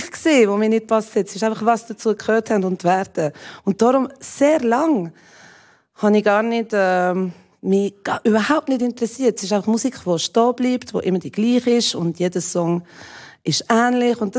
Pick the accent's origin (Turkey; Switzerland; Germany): Switzerland; Jura; ich bin im Jura aufgewachsen. Das war noch schlimmer als in Zürich.